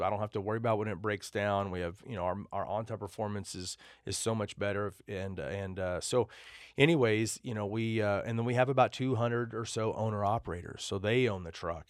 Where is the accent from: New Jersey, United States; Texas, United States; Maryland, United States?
Texas, United States; Amarillo; also born or lived in Dallas; I grew up in Amarillo, Texas